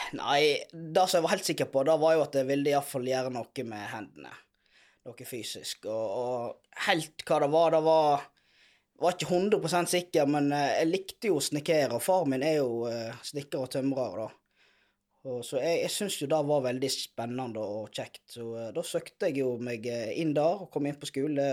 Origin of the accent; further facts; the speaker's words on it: Hyllestad, Vestland, Norway; jeg er oppvokst i Lifjorden.